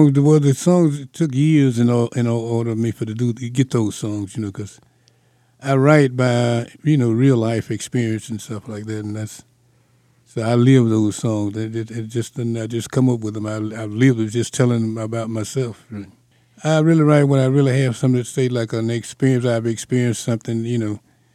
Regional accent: Mississippi, United States; We both were country guys he's from Alabama, I'm from Mississippi.

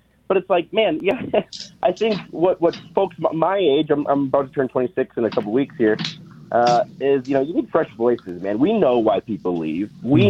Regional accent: Midland, Michigan, United States; I love the state of Michigan. I got it tattooed on my arm. Oh. I grew up in Midland.

